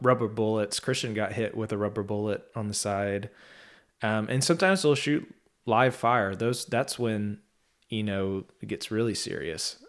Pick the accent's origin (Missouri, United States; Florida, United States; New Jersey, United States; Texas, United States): Texas, United States; I am from Texas